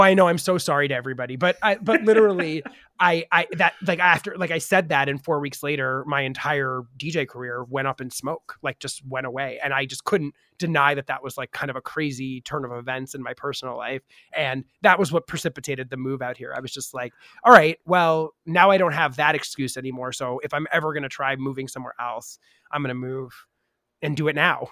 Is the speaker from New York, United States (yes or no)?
yes; New York, United States; I grew up in New York